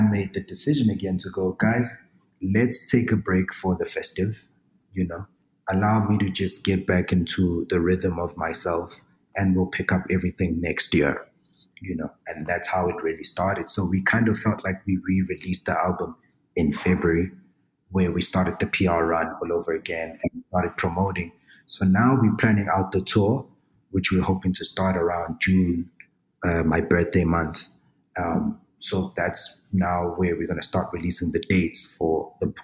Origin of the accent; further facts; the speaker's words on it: KwaZulu-Natal, South Africa; moved away; There's havoc in KZN, and that's my hometown